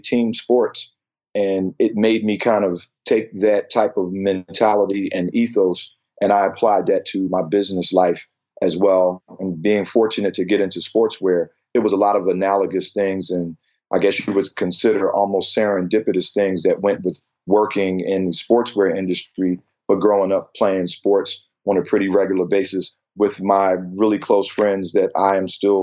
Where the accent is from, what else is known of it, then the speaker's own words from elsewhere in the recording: Philadelphia, Pennsylvania, United States; moved away as an adult; also born or lived in Asia; I actually was born in Pennsylvania, Philadelphia, Pennsylvania, to be specific. I had a very great childhood